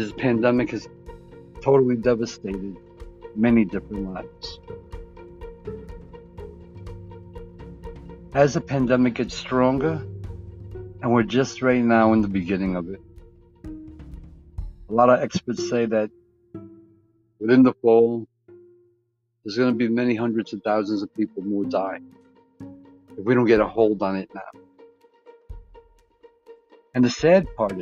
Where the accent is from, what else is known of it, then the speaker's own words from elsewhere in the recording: United States; proud to be an American